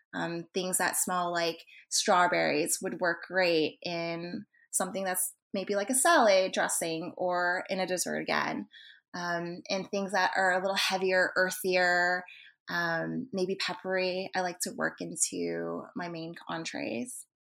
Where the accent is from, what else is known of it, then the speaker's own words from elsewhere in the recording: Texas, United States; I was born in Texas, so I'm a second generation Asian American.